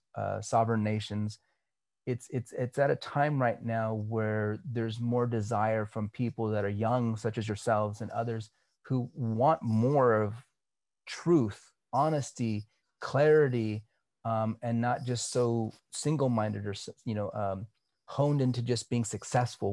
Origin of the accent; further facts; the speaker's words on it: California, United States; I grew up here in California. So I'm Cali